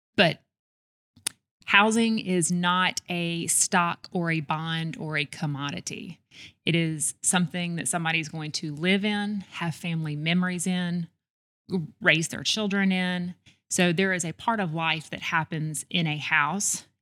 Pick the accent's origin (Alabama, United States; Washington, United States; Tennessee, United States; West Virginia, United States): Alabama, United States; Homewood; also born or lived in Birmingham, Alabama; I grew up in Homewood, Alabama